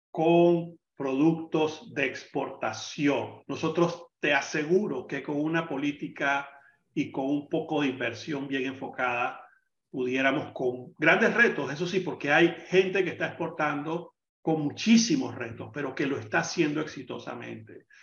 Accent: Panama

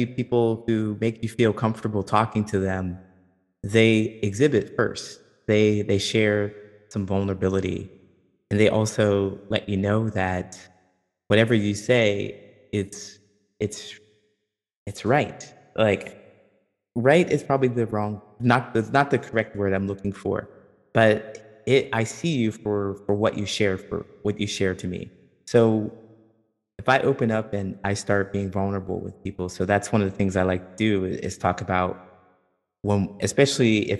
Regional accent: Ohio, United States; I'm from Ohio

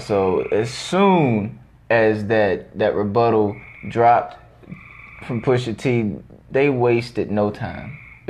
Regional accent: Cleveland, Ohio, United States; I'm from Cleveland.

